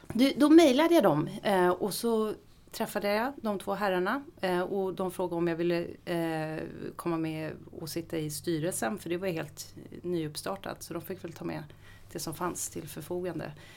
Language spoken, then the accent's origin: Swedish; Ekerö, Stockholm County, Sweden; also born or lived in Visby; now in Gustavsberg, Sweden; Jag har bott på Ekerö i mina första 20 år, bodde jag på Ekerö